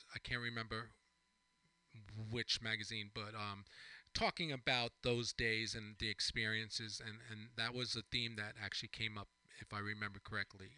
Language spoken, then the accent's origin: English; East Hampton, New York, United States; growing up on Long Island myself